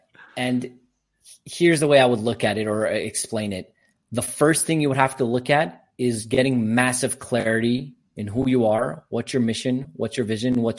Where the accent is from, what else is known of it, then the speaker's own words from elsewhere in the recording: Quebec, Canada; born there; English is a second language; So I'm born in Canada, but I'm Armenian descent. Both my parents are Armenian, so that's where my little accent comes from. Obviously speak French because Quebec, English and Armenian, and working on Spanish.